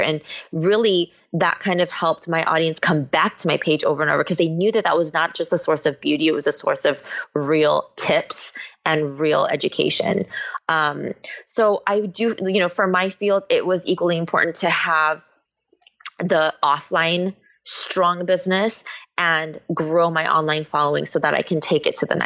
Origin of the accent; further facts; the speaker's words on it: Bay Area, California, United States; moved away as an adult; now in Los Angeles, United States; I was born here in LA, but I was raised in the Bay Area